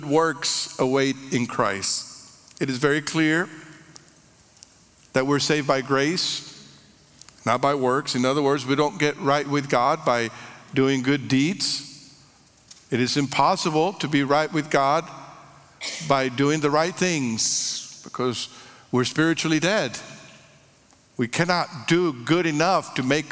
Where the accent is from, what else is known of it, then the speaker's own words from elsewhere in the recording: Monterrey, Nuevo León, Mexico; moved away; I grew up in Monterrey, Mexico